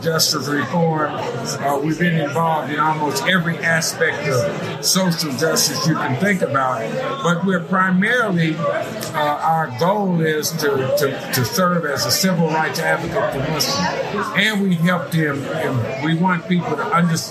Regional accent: Gary, Indiana, United States; moved away as an adult; also born or lived in Dallas, Texas; now in Houston, United States; Born and raised in Gary, Indiana

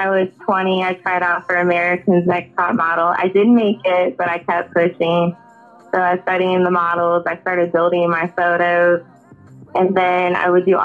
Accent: Kansas, United States; I grew up in Kansas

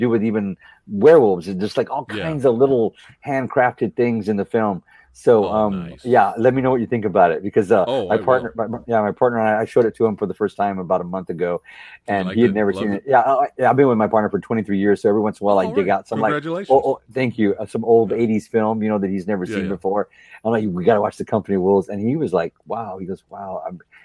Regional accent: near San Antonio, Texas, United States; I grew up near San Antonio, Texas

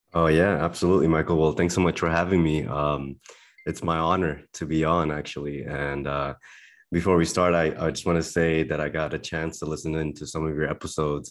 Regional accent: Berlin, Germany; moved away; I was born and raised in Berlin, Germany

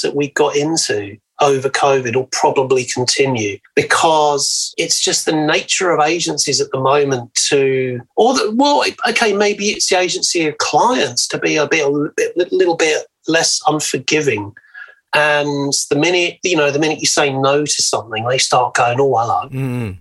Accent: England, United Kingdom; now in Australia; being English, came out of the Thatcher years in the UK

